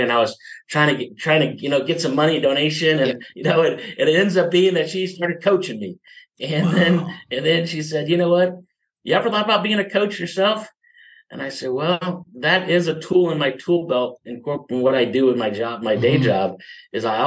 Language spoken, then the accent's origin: English; Midwest, United States; now in San Diego, United States; I grew up in the Midwest